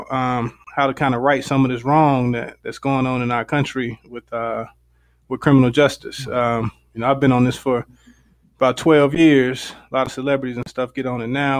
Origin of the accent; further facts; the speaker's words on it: Greensboro, North Carolina, United States; also born or lived in Raleigh, North Carolina / Virginia; Greensboro, North Carolina. Grew up, born and raised there